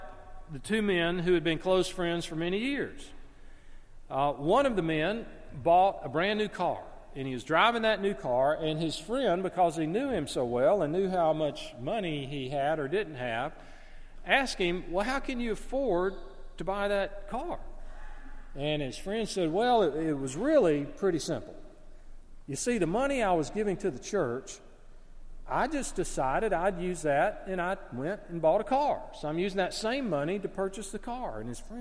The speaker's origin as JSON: {"language": "English", "country": "United States", "tie": "born or raised there", "said": "growing up in America, for those of us that grew up in America"}